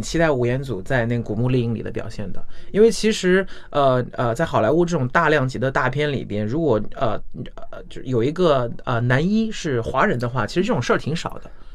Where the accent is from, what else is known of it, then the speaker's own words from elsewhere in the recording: China; 我们中国人